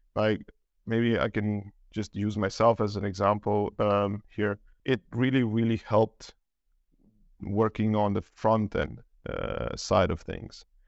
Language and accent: English; Romania; now in Denmark; I'm originally from Romania. Um, been living in Denmark, uh, for, yeah, well, since two thousand nine